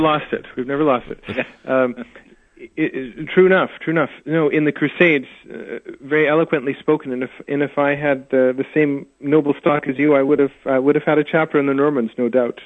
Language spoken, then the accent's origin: English; Saskatoon, Saskatchewan, Canada; also born or lived in England / United States; now in Edmonton, Canada; I grew up in Saskatoon, which is Saskatchewan